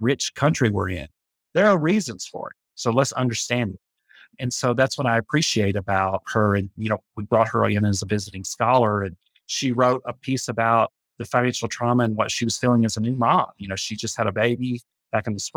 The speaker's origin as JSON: {"language": "English", "region": "Appalachia", "country": "United States", "said": "about being an Appalachian, and you know, multiple generations of my ancestors were not paid money"}